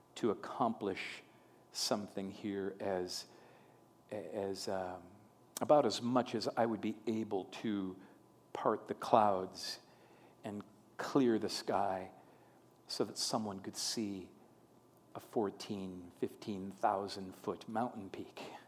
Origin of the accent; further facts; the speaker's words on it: Long Prairie, Minnesota, United States; moved away as an adult; my, my hometown, where I uh, lived the first 18 years of my life, is Long Prairie, Minnesota